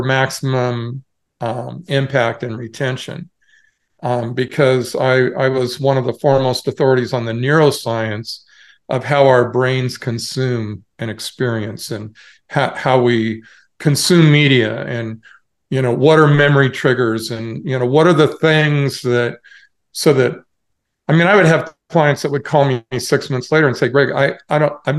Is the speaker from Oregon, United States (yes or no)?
yes; Portland, Oregon, United States; moved away as an adult; also born or lived in Cupertino, California; I was originally from Portland, Oregon.